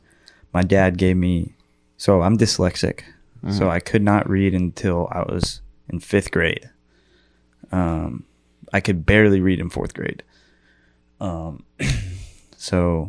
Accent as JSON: {"language": "English", "town": "Austin", "region": "Texas", "country": "United States", "said": "I'm from Austin"}